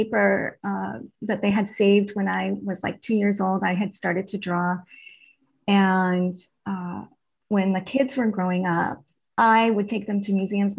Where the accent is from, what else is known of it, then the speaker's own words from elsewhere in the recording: New England, United States; growing up in New England